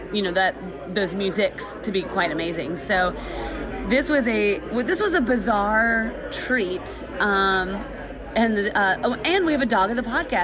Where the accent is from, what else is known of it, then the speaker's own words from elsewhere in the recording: Nashville, Tennessee, United States; now in Los Angeles, United States; I grew up in Nashville.